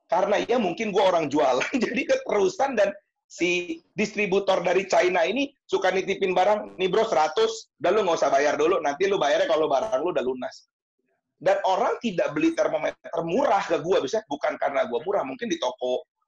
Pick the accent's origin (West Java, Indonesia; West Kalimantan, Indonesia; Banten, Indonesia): Banten, Indonesia; Serpong; gue itu dari kecil kok udah tinggal di Serpong. Di kecil sekolah SD, SMP, SMA, kuliah, kerja doang sempat ke Jakarta. Terus sekarang ngantor di Serpong, gereja di Serpong, terus um, berkomunitas di Serpong.